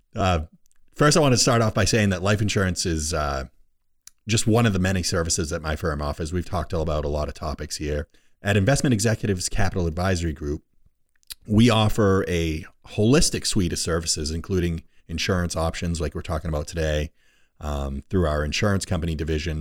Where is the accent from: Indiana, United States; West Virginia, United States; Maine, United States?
Maine, United States; Rumford; my old stomping grounds where I was born and raised in Rumford